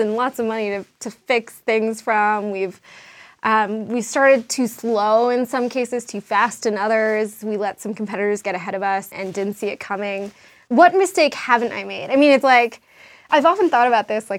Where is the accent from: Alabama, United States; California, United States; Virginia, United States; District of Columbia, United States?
District of Columbia, United States; Washington; also born or lived in New York; now in Denver, United States; I'm really an East Coaster. I grew up in D.C.